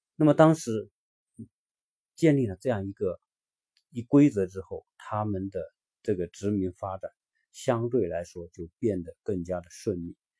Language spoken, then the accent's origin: Chinese; China; 作为一个中国人